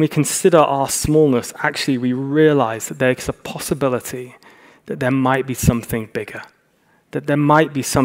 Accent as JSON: {"language": "English", "country": "United Kingdom", "moved": "as an adult", "lives_now": "Los Angeles, United States", "said": "we're very British"}